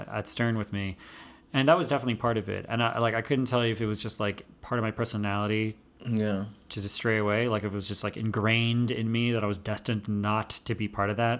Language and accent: English; Long Island, New York, United States; I grew up in Long Island